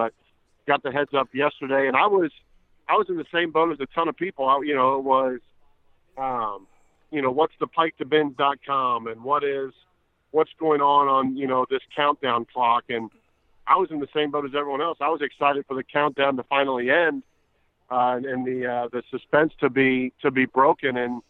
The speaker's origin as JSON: {"language": "English", "town": "Cincinnati", "region": "Ohio", "country": "United States", "tie": "born or raised there", "said": "growing up in Cincinnati and you know, having the ability to play where I grew up"}